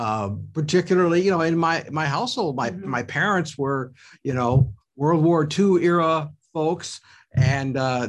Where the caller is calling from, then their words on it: Milwaukee, Wisconsin, United States; also born or lived in Hartford, Wisconsin; I'm calling you from Milwaukee, from WOKY Radio.